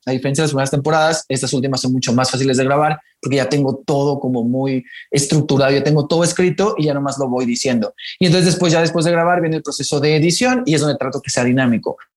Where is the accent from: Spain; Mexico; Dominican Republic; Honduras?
Mexico; Mexicali, Baja California; yo soy de Mexicali, Baja California, entonces allá no hay mucho teatro